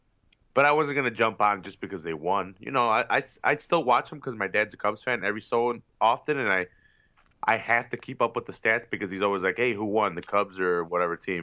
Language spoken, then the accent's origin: English; Chicago, Illinois, United States; I'm from Chicago